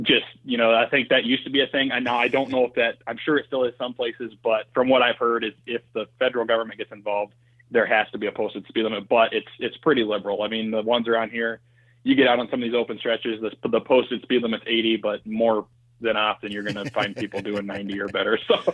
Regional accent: Iowa, United States; moved away as an adult; also born or lived in Virginia; now in Great Falls, United States; both my wife and I, we're both born and raised in Iowa

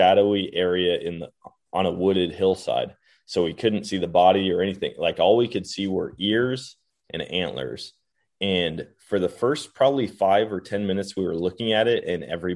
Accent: Wisconsin, United States; growing up in Wisconsin

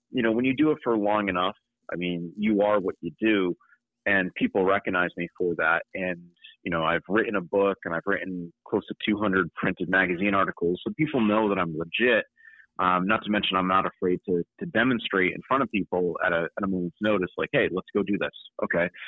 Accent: New England, United States; also born or lived in New York; grew up in New England, and where I did a lot of my training was upstate New York at the Wilderness Learning Center, Maine. You know, I was on a very different latitude than where I am now

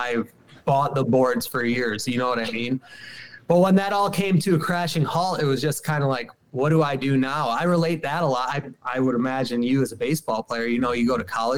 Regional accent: Syracuse, New York, United States; I'm from Syracuse, New York City in central New York. I grew up in the city, did not grow up in the woods.

